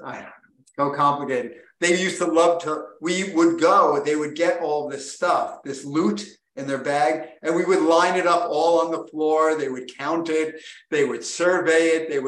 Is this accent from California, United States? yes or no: no; New Jersey, United States; when I was growing up in New Jersey